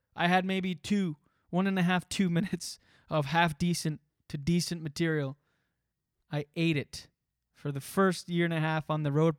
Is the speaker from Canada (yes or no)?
yes; East Coast of Canada, Canada; moved away as an adult; also born or lived in Moncton / Ottawa / New York; the East Coast of Canada, where I'm from